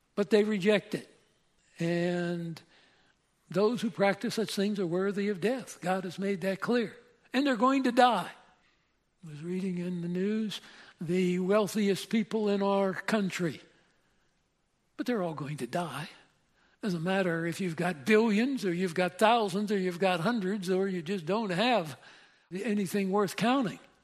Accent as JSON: {"language": "English", "region": "Pennsylvania", "country": "United States", "said": "I'm from Pennsylvania"}